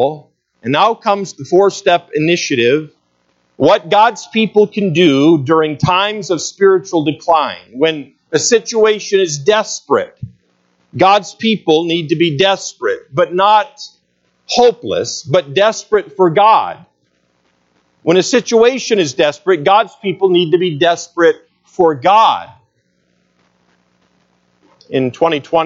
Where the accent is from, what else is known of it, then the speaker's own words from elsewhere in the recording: United States; as American citizens